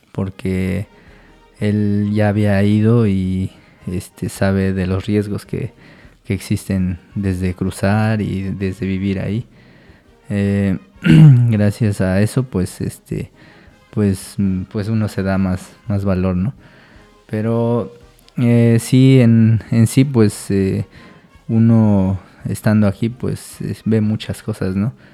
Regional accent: Mexico City, Mexico; born there; nací en el año del 84 en la Ciudad de, México, que es donde radicaban mis, mis papás, porque pues al igual que todos, este, alguna vez tuvieron que emigrar.

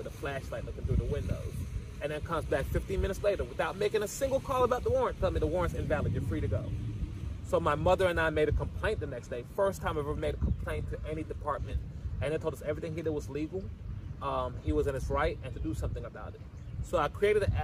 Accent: Macon, Georgia, United States; also born or lived in Gambia; now in Atlanta, United States; So I was born in Gambia, West Africa. I grew up in Macon, Georgia, moved when I was 7 years old

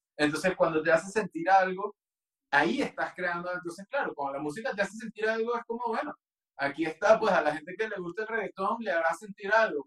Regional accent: Venezuela; moved away as an adult; also born or lived in London, United Kingdom; now in Mexico; no iba a volver a Venezuela

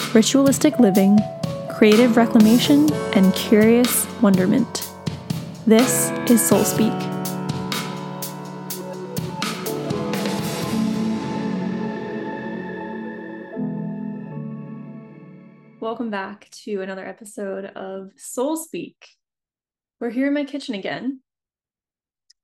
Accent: New England, United States; moved away as an adult; now in San Diego, United States; But I'm an East Coast girl. I grew up in New England, so you know, that's where I'm from

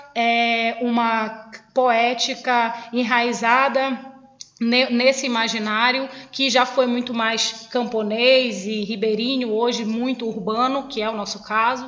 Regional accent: Belém, Pará, Brazil; also born or lived in Benevides, Pará; Na verdade, a minha vida desde os seis anos de idade é em Coraci. Eu nasci em Belém

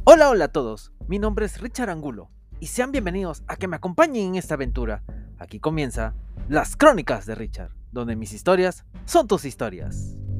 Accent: Peru; en mi país

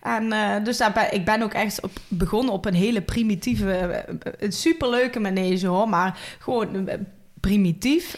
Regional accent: Valkenburg aan de Geul, Limburg, Netherlands; accent: Limburgish; ik kom uit Valkenburg aan de Hul

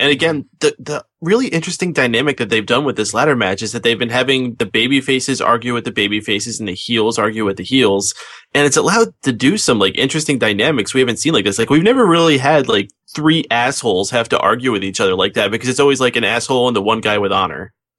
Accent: Canada; No, you can't say more politely than me. I'm Canadian.

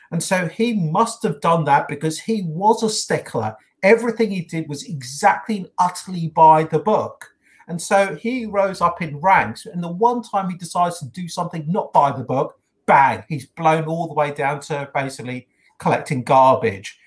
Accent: United Kingdom; accent: British; you can tell by my accent

